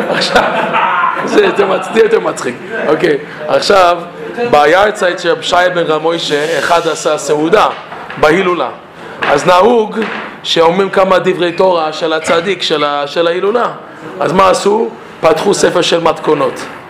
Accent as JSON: {"language": "Hebrew", "town": "Toronto", "region": "Ontario", "country": "Canada", "tie": "born or raised there", "second_language": "Hebrew", "moved": "yes", "said": "אני מקנדה. אני נולדתי בטורונטו. ההורים שלי ממרוקו, שניהם ממרוקו"}